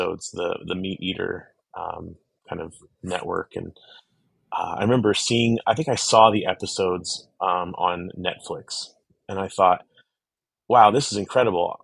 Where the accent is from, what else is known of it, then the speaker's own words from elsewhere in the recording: Pittsburgh area, Pennsylvania, United States; when we grew up in the Pittsburgh area, about 45 minutes to the east of the city